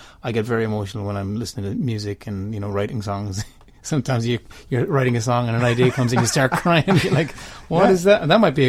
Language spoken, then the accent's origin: English; Clare Island, Connacht, Ireland; because I'm from Clare Island.